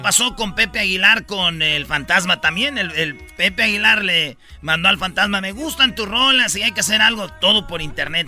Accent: Santa Maria, California, United States; crecí, viví muchos años en Santa María, California

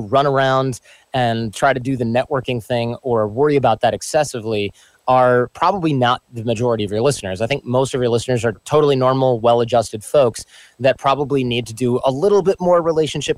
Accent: Michigan, United States; born or raised there

